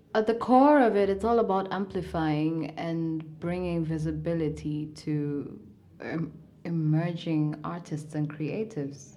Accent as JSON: {"language": "English", "town": "Mombasa", "region": "Mombasa County", "country": "Kenya", "tie": "born or raised there", "also_born_or_lived": "Nairobi, Kenya", "said": "I was born in Nairobi, Kenya. Mm-hmm. And when I was about four years old, we moved to Mombasa, mm-hmm. where I grew up."}